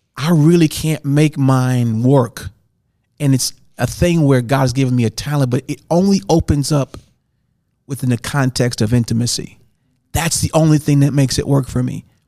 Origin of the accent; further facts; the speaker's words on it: St. Louis, Missouri, United States; moved away; I grew up in Saint Louis